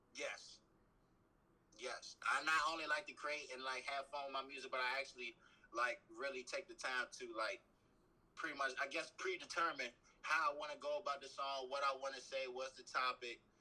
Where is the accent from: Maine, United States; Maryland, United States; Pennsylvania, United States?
Maryland, United States; Capitol Heights; also born or lived in Washington, District of Columbia, United States; I'm from Capitol Heights, but I'm Maryland all day